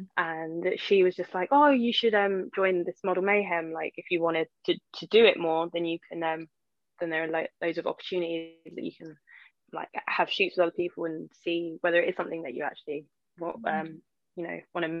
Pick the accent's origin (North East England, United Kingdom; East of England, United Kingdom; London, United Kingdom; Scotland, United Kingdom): London, United Kingdom; I'm like from East London